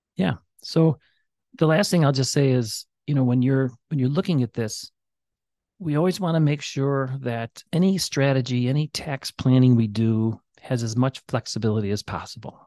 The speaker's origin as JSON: {"language": "English", "town": "Chicago", "region": "Illinois", "country": "United States", "tie": "born or raised there", "moved": "yes", "lives_now": "Valparaiso, United States", "said": "I grew up in Chicago playing in alleys"}